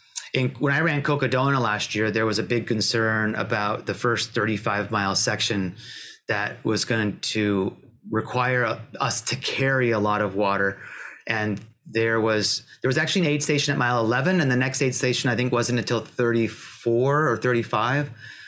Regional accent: Pacific Northwest, United States; because I'm from the Pacific Northwest. I'm not used to the heat.

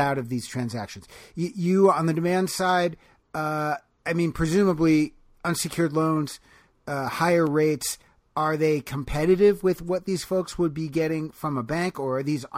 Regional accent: United States; speaking as an American

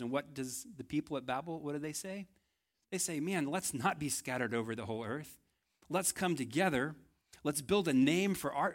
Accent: Texas, United States; I think I failed as a Texan

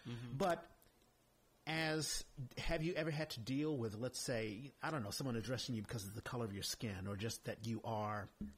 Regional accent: Washington, District of Columbia, United States; moved away as an adult; also born or lived in New York; I grew up in Washington, D.C., which in the 70s was the chocolate city. So everyone was black.

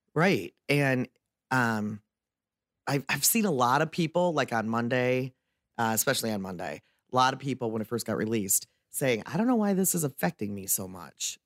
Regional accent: Detroit, Michigan, United States; also born or lived in Waterford, Michigan; growing up in the Detroit area

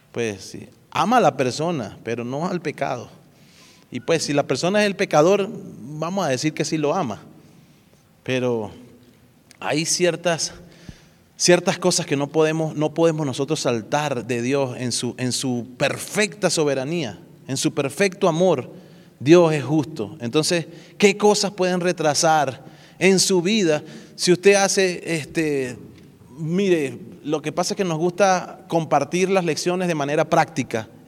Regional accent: Dominican Republic; accent: Dominican; Ahí hablé como dominicano.

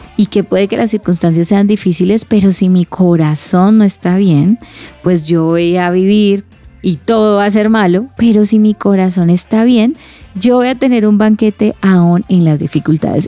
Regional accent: Cali, Valle del Cauca, Colombia; Soy de Cali

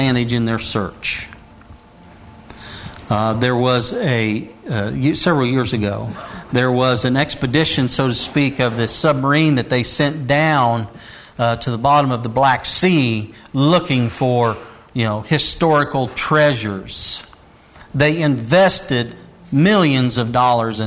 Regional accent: Indiana, United States; while I was growing up in Indiana

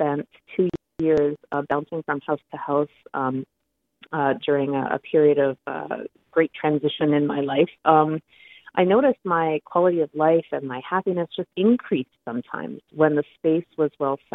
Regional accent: Sioux Lookout, Ontario, Canada; now in Hamilton, Canada; growing up in Sioux Lookout or near Sioux Lookout

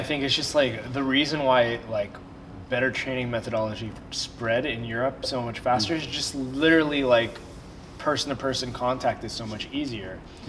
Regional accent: Florida, United States; now in Canada; I came from Florida, and Florida, it's like, you know, I was one of the only people practicing in my city.

